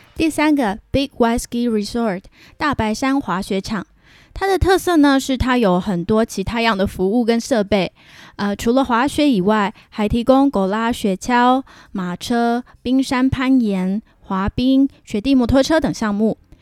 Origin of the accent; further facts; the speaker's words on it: southern Taiwan, Taiwan; moved away as an adult; now in Vancouver, Canada; 我是南部的小孩嘛